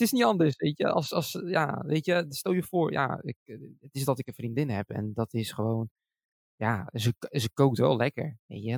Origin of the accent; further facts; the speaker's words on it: Schiedam, South Holland, Netherlands; mijn geboortestad Schiedam.